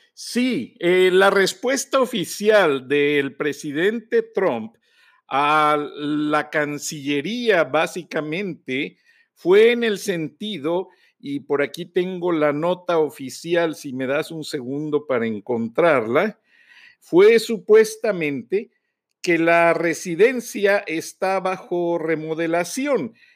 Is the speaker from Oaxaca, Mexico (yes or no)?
no; Acámbaro, Guanajuato, Mexico; Yo jugaba de niño en Acámbaro, en las banquetas